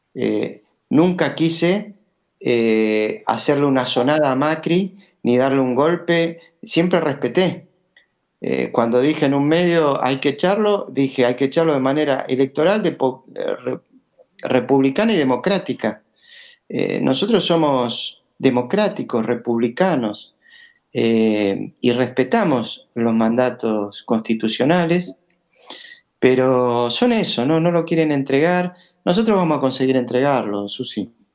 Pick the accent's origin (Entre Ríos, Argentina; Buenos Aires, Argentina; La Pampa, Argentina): Buenos Aires, Argentina; me crié en Pompeya, soy maestro Pompeya y espero seguir en Pompeya